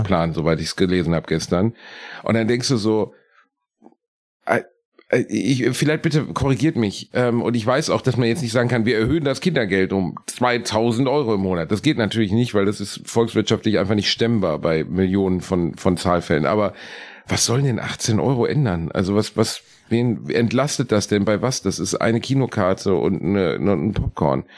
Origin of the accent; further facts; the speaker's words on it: Gelsenkirchen, North Rhine-Westphalia, Germany; in dem Stadtteil, in dem ich aufgewachsen bin, in Rotthausen